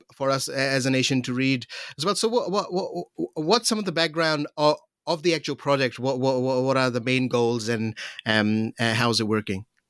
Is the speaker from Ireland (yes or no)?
no; Pakistan; moved away; I'm from Pakistan